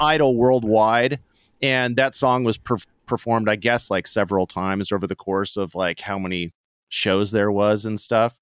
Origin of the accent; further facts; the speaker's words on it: Santa Barbara, California, United States; I grew up sorta poor in Santa Barbara, California